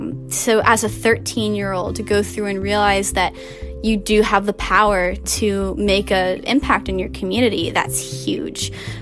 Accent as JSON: {"language": "English", "town": "Alexandria", "region": "Virginia", "country": "United States", "said": "I'm 18 years old, and I'm from Alexandria, Virginia."}